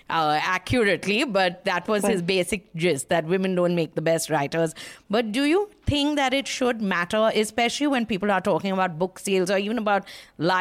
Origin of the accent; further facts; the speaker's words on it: Kolkata, West Bengal, India; I'm from Calcutta